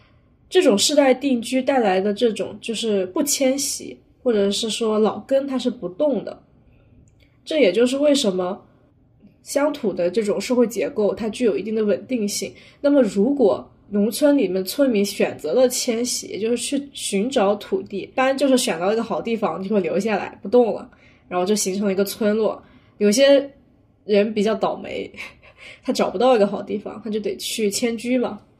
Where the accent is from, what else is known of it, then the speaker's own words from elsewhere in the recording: near Wenzhou, southern Zhejiang, China; 以我们那边为例，江浙地区浙南为例，像温州附近的地区